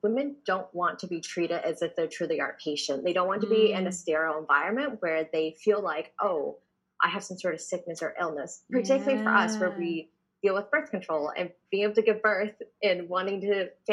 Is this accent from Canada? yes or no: yes; Canada; now in New York, United States; So my family's originally from Taiwan and I actually grew up in Canada